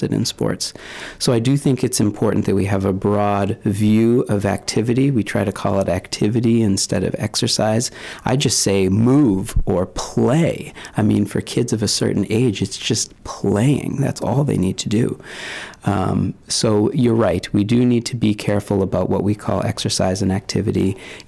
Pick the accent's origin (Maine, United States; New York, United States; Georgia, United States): Maine, United States; I spent a lot of time growing up in Maine, so it feels very much like home